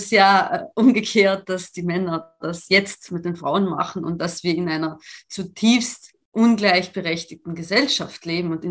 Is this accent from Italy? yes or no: yes; Italy; German is a second language; also ich komme ja aus Italien und ich kenne die Verhältnisse